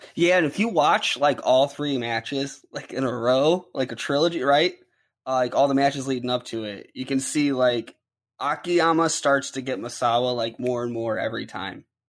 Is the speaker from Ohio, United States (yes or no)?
yes; Ohio, United States; I'm from Ohio, so our main company here is